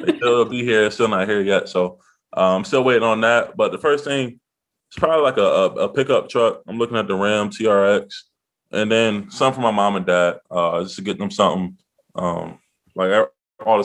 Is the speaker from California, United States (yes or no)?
no; Maryland, United States; growing up in Maryland